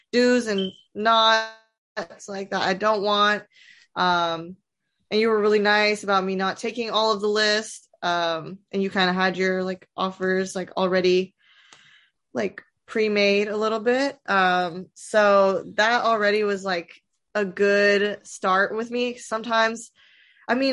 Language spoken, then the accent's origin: English; Nashville, Tennessee, United States; I'm from Nashville, born and raised.